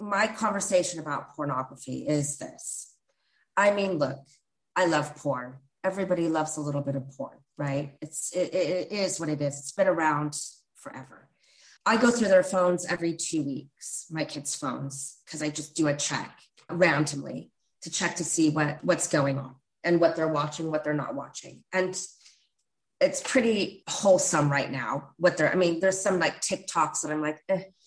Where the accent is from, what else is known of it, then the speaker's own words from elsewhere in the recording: Northern California, United States; now in England; I grew up in Northern California. I didn't grow up in, in England